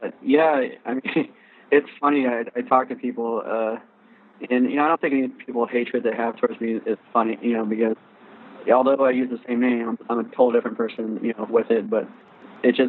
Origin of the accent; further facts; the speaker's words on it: Riverside, California, United States; I'm from Riverside